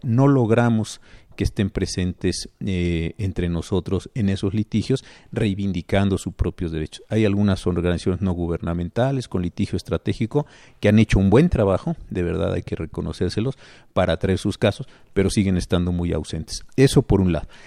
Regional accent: Mexico City, Mexico; also born or lived in Colima; nací en la Ciudad de México, esto es lo que digo es correcto y es verdad, pero como viví unos años en Colima

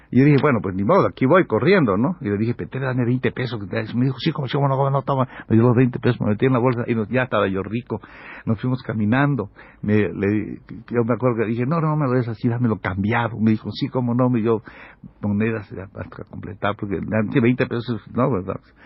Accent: Mexico; yo soy un mexicano

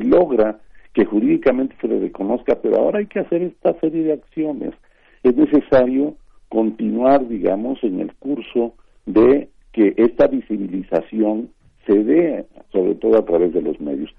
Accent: Mexico; la población mexicana la tenemos

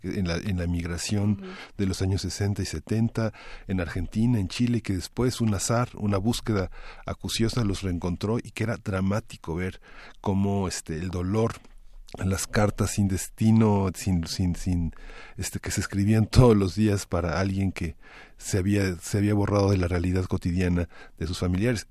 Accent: Mexico

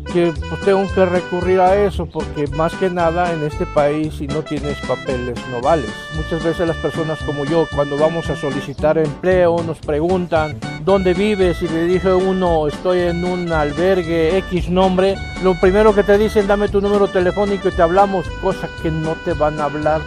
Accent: Nicaragua; now in Mexico; soy originario de Nicaragua, Centroamérica

